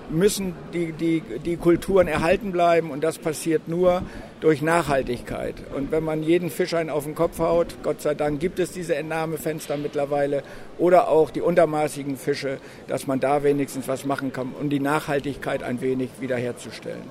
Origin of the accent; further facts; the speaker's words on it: near Walsrode, Lower Saxony, Germany; auch aus Niedersachsen äh, zwischen Hannover und Bremen. Dazwischen liegt die schöne Stadt Walsrode, der Weltvogelpark. Ja. Und da sind zehn Kilometer von mir